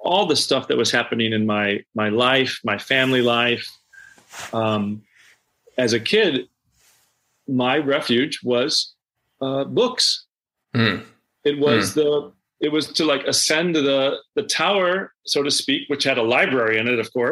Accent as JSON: {"language": "English", "town": "Omaha", "region": "Nebraska", "country": "United States", "tie": "born or raised there", "also_born_or_lived": "Manhattan, New York", "moved": "yes", "lives_now": "New York, United States", "said": "suburban white middle class culture in which I grew up in Omaha"}